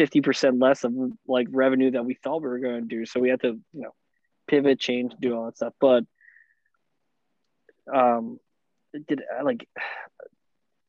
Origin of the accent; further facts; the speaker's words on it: Bloomfield, New Jersey, United States; also born or lived in Bellmore; I'm from Bloomfield